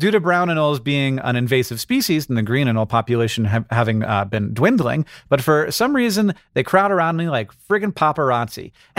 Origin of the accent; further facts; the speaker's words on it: Florida, United States; When I grew up in Florida, we called them anoles, but now everybody tells me that it's pronounced anoles.